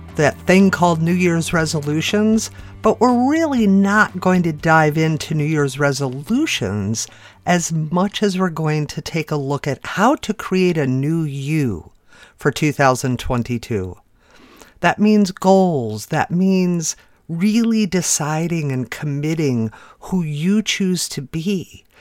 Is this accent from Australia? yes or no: no; Chicago, Illinois, United States; I'm from the Chicago area where we definitely have some yucky winters